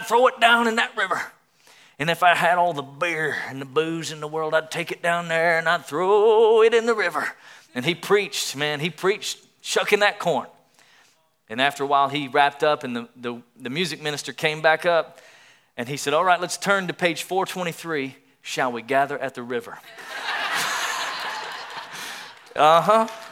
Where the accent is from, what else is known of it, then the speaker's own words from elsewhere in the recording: East Tennessee, United States; I grew up in Tennessee in the Southeast.